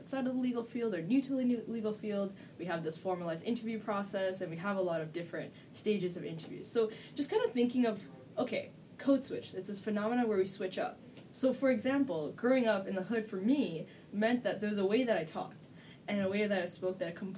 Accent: Toronto, Ontario, Canada; I grew up on the Esplanade, which is the hood that's yes, adjacent to Regent Park.

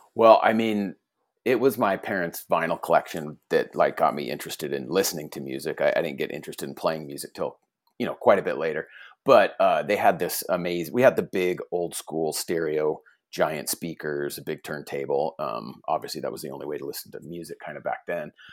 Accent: Fullerton, California, United States; also born or lived in Huntington Beach, California; I was born in Fullerton, California

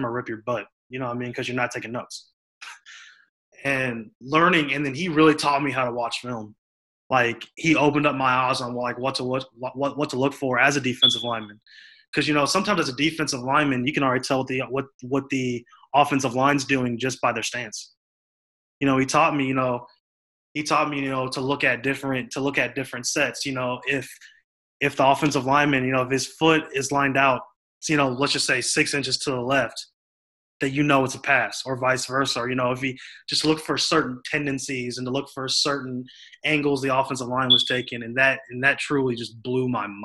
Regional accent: Kansas City, Missouri, United States; I'm from Kansas City

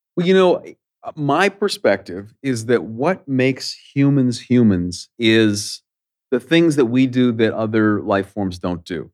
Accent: Canada; I'm a Canadian

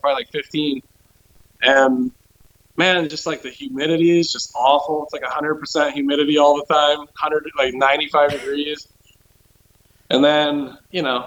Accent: United States

